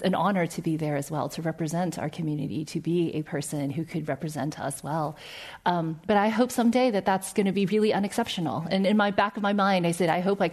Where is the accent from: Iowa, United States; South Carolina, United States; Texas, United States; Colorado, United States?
South Carolina, United States; also born or lived in New York; which is a small town in South Carolina, and that's where I grew up